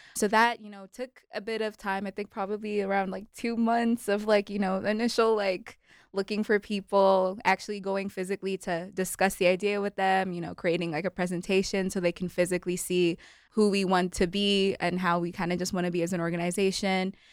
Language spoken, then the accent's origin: English; Kenya; also born or lived in Malawi; now in United States; grew up, spent most of my life in Kenya